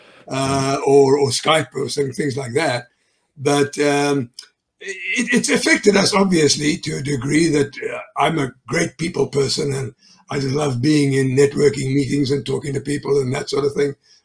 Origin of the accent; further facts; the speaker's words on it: South Africa; moved away as an adult; now in United States; I'm a South African native. I was born there